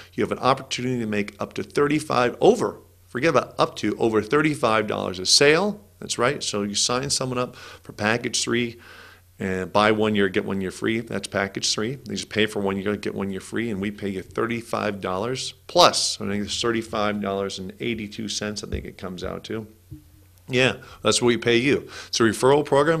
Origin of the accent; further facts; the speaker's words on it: California, United States; I grew up in California